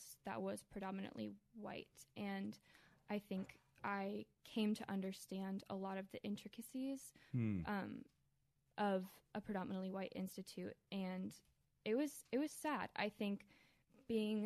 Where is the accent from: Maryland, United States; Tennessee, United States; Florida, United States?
Maryland, United States; Columbia; born or raised there